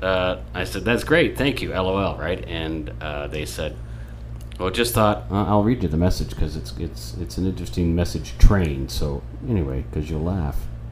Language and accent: English; Ireland